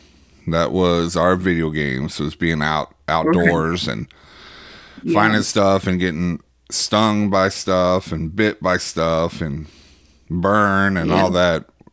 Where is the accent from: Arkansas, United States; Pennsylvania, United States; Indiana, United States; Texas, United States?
Arkansas, United States; I grew up like that in Arkansas.